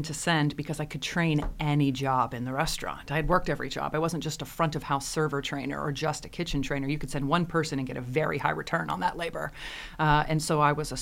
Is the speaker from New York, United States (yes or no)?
no; Jacksonville, Florida, United States; growing up in Jacksonville